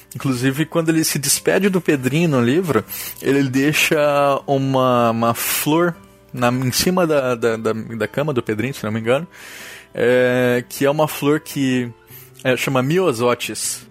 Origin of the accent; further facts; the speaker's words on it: Campo Grande, Mato Grosso do Sul, Brazil; moved away; also born or lived in Santa Catarina; Eu sou natural de Mato Grosso do Sul